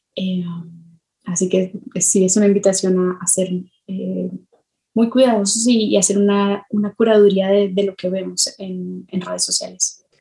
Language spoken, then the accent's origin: Spanish; Colombia; now in Mexico; yo me crié en Colombia, así me crié en Colombia antes de, de irme a México